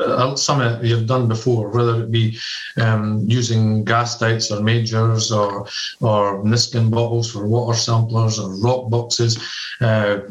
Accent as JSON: {"language": "English", "region": "Scotland", "country": "United Kingdom", "also_born_or_lived": "United States / Singapore", "moved": "yes", "said": "I'm from Scotland. I've lived in America. I've lived in Singapore"}